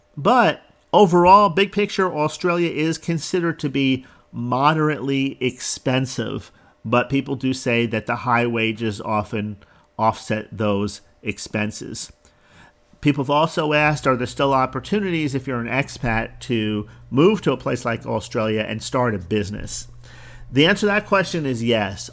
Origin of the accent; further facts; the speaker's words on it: Jersey Shore, New Jersey, United States; moved away; also born or lived in Florida; I grew up on the Jersey Shore, which was a huge tourist destination during the summertime.